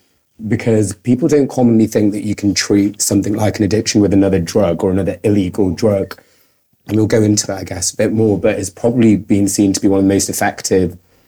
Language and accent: English; Manchester, North West England, United Kingdom; moved away as an adult; also born or lived in Altrincham; now in London, United Kingdom; I'm from Manchester, so the north of England.